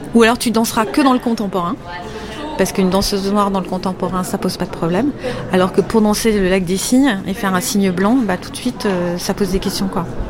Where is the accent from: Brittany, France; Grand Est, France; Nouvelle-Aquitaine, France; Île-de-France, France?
Île-de-France, France; Paris; je suis parisienne